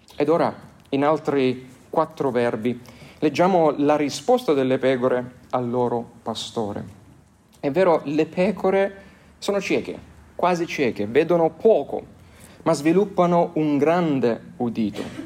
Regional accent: Lecce, Apulia, Italy; nelle mie parti eh, di Lecce

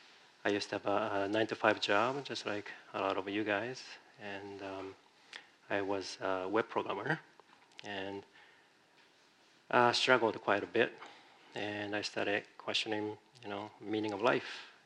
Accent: Japan; also born or lived in Virginia, United States; now in San Francisco, United States; I'm originally from Japan. I came to the United States, it's been a long time, 27 years or so ago.

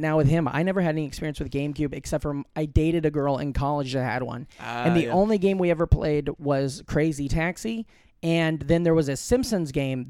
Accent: Omaha, Nebraska, United States; And I grew up right outside of Omaha, and at the time when I was growing up and I was in bands in high school

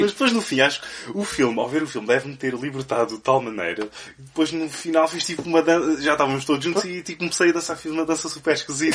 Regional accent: Évora, Alentejo, Portugal; eu cresci em Évora

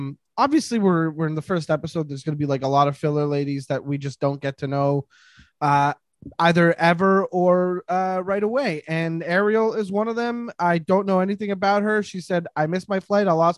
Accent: Quebec, Canada; I'm from Quebec

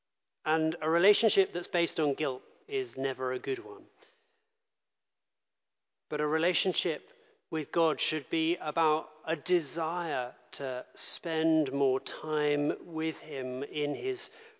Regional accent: London, United Kingdom; I grew up in London

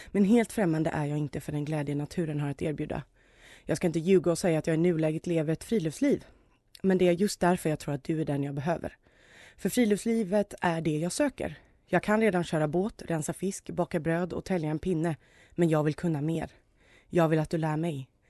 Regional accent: Gothenburg, Västra Götaland, Sweden; Men som göteborgare var jag faktiskt tvungen.

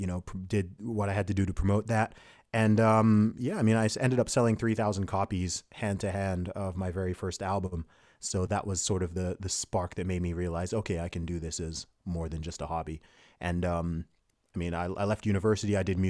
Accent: United Kingdom; also born or lived in Saudi Arabia; So my family background is originally from Nigeria. I'm British by nationality. I was born in the UK. I live in the UK now. I went to boarding school and university in the UK.

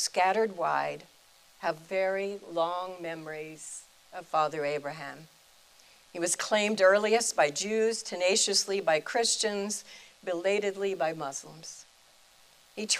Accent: Oklahoma, United States; I was born in Oklahoma, only girl of two brothers

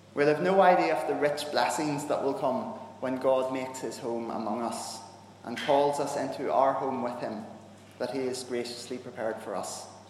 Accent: Northern Ireland, United Kingdom; I'm a Northern Irish Protestant. And we grew up in a time where that kind of friendship wasn't really okay

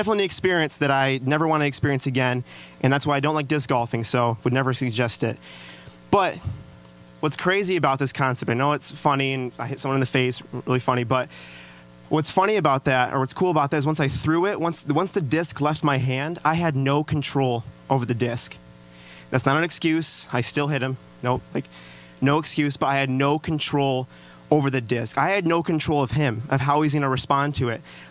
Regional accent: Traverse City, Michigan, United States; I am actually from Traverse City.

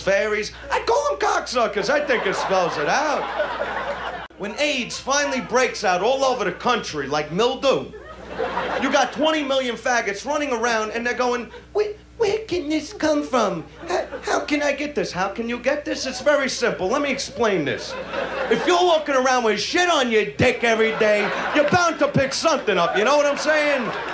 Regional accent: the South, United States; I grew up in the South.

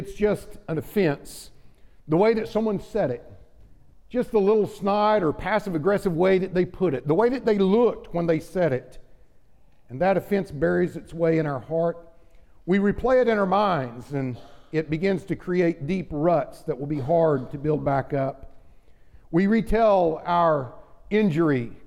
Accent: Oklahoma, United States; growing up in Oklahoma

